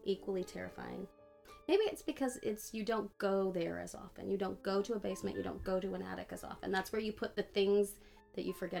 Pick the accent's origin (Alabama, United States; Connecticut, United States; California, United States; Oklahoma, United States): Oklahoma, United States; now in Texas, United States; I grew up in Oklahoma